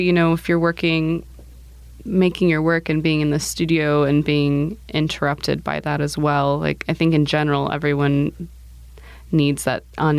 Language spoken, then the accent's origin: English; United States; also born or lived in Romania; I'd grown up in the States my whole life